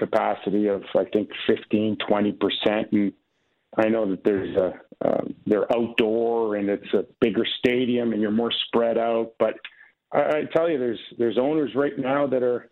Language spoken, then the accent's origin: English; Canada; I'm Canadian. Yes, I was born in Canada